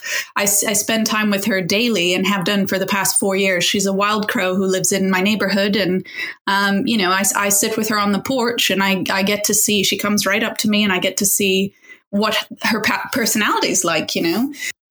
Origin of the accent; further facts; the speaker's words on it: Indonesia; also born or lived in Dubai, UAE; I grew up around them. I grew up abroad. I grew up in Indonesia and Dubai and various places.